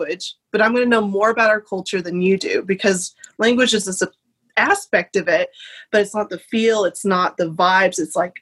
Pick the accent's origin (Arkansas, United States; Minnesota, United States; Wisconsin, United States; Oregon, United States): Arkansas, United States; now in Nashville, United States; I am now currently in Nashville, Tennessee, but I grew up in Parowood, Arkansas, which is a tiny, tiny town in the South here in the United States